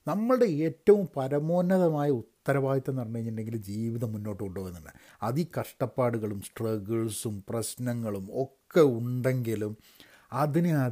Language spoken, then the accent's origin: Malayalam; Kerala, India; മലയാളികൾ എന്നുള്ള രീതിയിൽ നമുക്ക് കുറച്ച് പുച്ഛം കൂടുതലാണ്